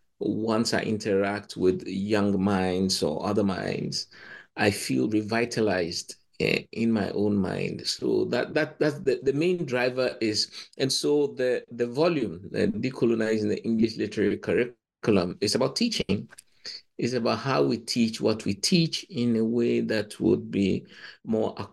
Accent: Ghana; moved away as an adult; also born or lived in Cambridge, United Kingdom; I come from Ghana, but I did Nigerian literary history

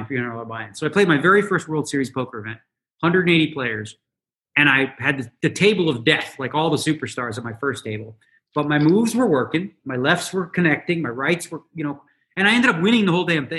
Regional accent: Toronto, Ontario, Canada; now in Las Vegas, United States; I grew up in Toronto, right? Born and raised.

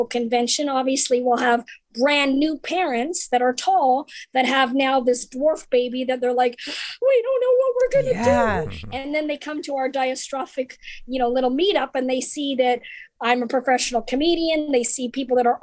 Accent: Canada; also born or lived in Norwich, England / Los Angeles / Florida; now in United States; I grew up in Canada

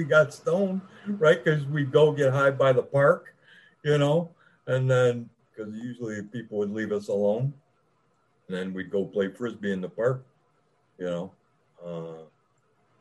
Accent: Downriver area, Michigan, United States; I grew up, I live in Michigan. I grew up in the Downriver area

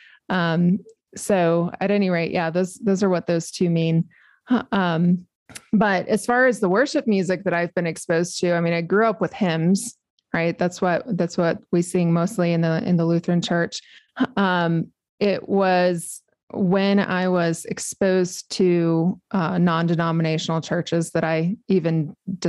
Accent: New Mexico, United States; I was born and raised in New Mexico

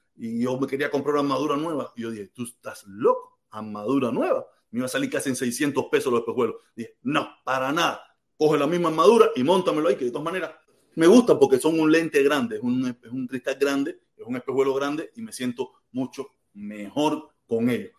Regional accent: Cuba; now in United States; Donde único nosotros somos naturales es en, nuestro país. ¿Y cuál es nuestro país? Cuba

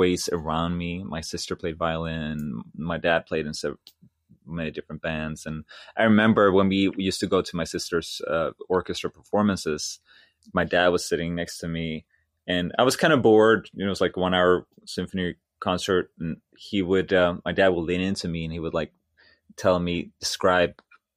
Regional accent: Sweden; moved away as an adult; my elementary school was a music elementary school in my hometown

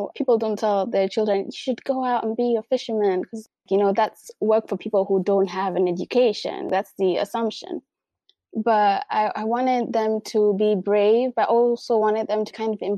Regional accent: Mombasa County, Kenya; people in my hometown, people from Mombasa

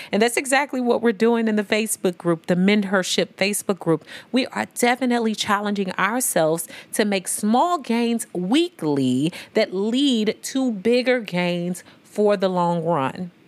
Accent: St. Louis, Missouri, United States; also born or lived in Memphis, Tennessee; I'm from Saint Louis and Memphis, but I'm from the S T L M O three one four

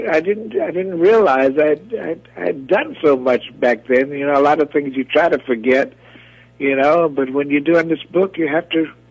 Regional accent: Norfolk, Virginia, United States; also born or lived in Jacksonville, Florida; I'm from Norfolk, Virginia, which is not the music capital of the world

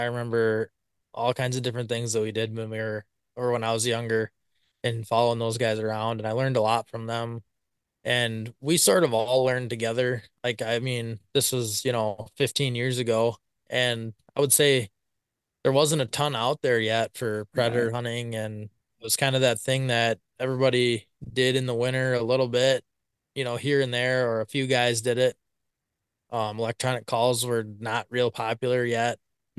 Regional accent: Blanchardville, Wisconsin, United States; So I'm from Blancherville, Wisconsin. Been here my whole life, pretty much. Farthest I ventured was about 10 miles from town here, and lived out there for a couple of years.

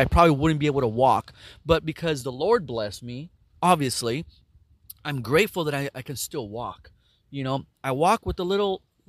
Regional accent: San Jose, California, United States; also born or lived in Mexico; I was born in Mexico, and I was raised in San Jose, California, and I was adopted at 5 years old

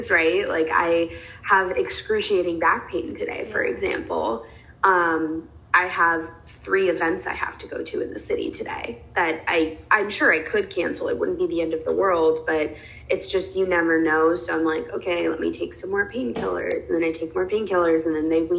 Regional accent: New York City, New York, United States; moved away as an adult; also born or lived in Los Angeles; I am a New Yorker, born and raised. I grew up here, but when college came around, I wanted to leave

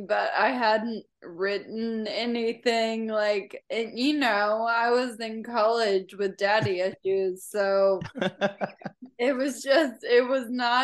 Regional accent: Franklin, Tennessee, United States; also born or lived in Nashville; I'm from Franklin, which is like a small town, 30 minutes south of here.

